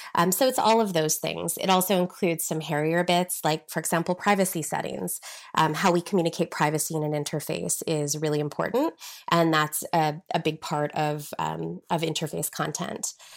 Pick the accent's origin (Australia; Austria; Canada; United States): Canada; Regina, Saskatchewan; moved away as an adult; also born or lived in United Kingdom; I'm originally from Regina, Saskatchewan, um, the middle of nowhere, Canada, basically